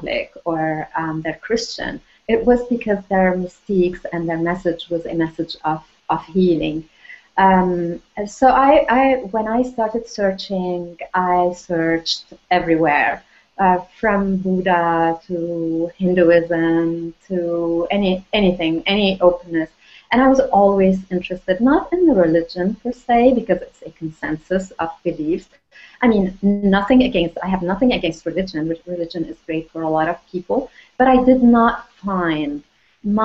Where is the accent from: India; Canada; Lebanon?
Lebanon; moved away; also born or lived in France; I was born in Lebanon